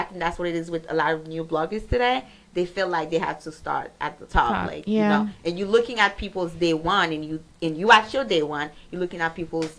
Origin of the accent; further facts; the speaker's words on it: Pétion-Ville, Ouest, Haiti; also born or lived in Miami; now in Atlanta, United States; pretty much, I'm from Haiti. I was born in Port-au-Prince, Pétionville. Okay. Haiti, born and raised.